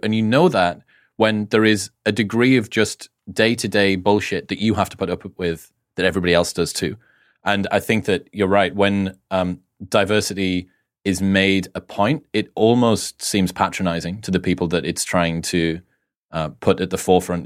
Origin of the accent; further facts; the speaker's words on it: United Kingdom; being a Brit